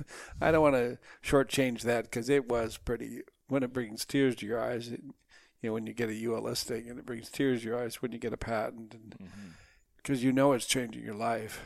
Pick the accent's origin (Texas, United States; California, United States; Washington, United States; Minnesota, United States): Minnesota, United States; I grew up in Minnesota.